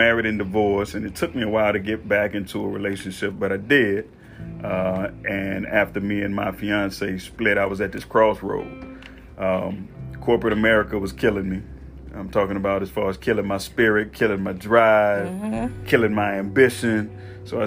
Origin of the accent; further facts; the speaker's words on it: Mississippi, United States; moved away as an adult; growing up in Mississippi